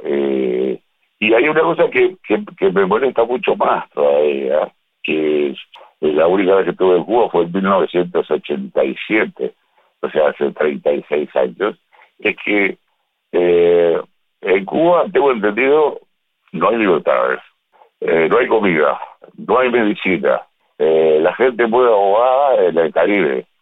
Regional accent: Uruguay; soy uruguayo, tengo 74 años

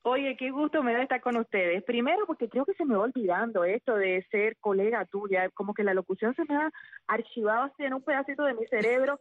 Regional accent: Sagua la Grande, Villa Clara, Cuba; moved away as an adult; also born or lived in Havana; Cuando regresé a mi ciudad natal, a Zahuala Grande

